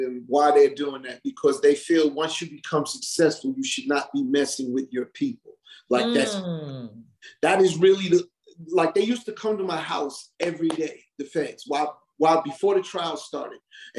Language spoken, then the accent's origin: English; Hollis, New York, United States; I'm from Hollis, Queens. He's from Southside. Hollis and Southside is all in one.